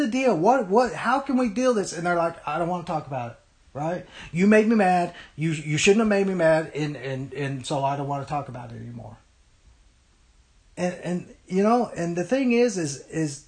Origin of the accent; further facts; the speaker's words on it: United States; we, as American Christians